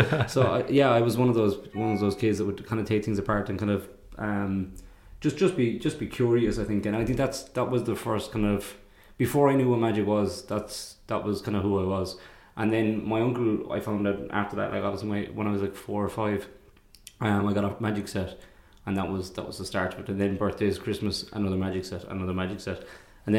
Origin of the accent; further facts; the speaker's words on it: Ireland; being Irish